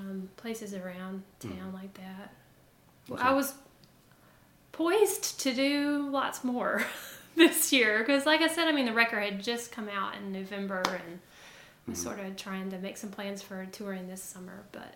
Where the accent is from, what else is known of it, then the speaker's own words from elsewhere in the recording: Tuscaloosa, Alabama, United States; I was from Tuscaloosa and... raised in a music family